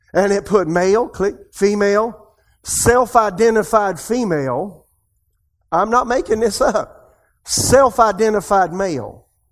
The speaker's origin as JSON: {"language": "English", "area": "Podunksville", "region": "South Carolina", "country": "United States", "also_born_or_lived": "Tulsa, Oklahoma / Raleigh, North Carolina", "moved": "as an adult", "said": "I'm from Podunksville, South Carolina"}